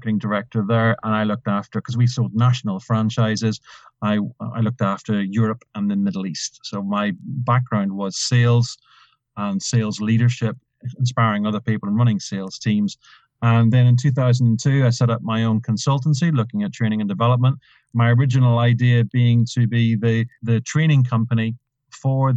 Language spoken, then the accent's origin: English; Ireland; Being Irish